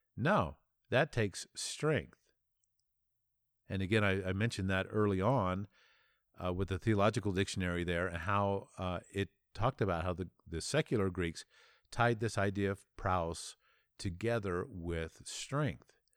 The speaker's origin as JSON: {"language": "English", "country": "United States", "said": "as an American"}